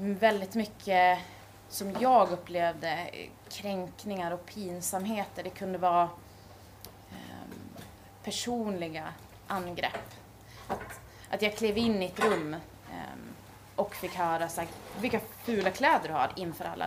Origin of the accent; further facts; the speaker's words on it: Gävle, Gävleborg County, Sweden; jag kommer från Gävle